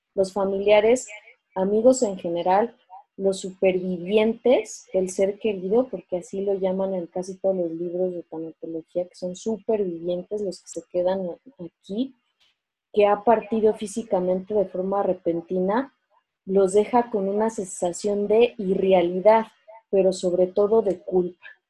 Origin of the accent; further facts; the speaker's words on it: Mexico; somos mexicanos